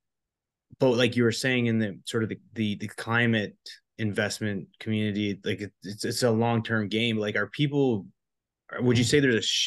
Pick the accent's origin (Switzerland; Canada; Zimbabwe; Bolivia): Canada; now in United States; I'm from Canada